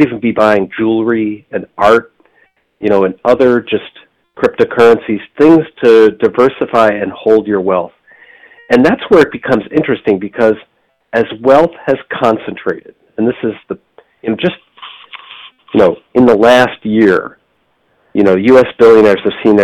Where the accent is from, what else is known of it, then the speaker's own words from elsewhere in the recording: Michigan, United States; now in Boston, United States; I grew up in Michigan